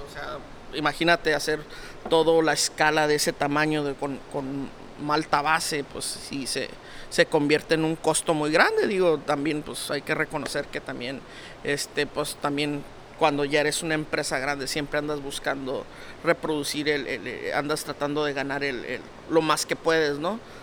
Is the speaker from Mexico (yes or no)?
yes; Mexico; Todos somos mexicanos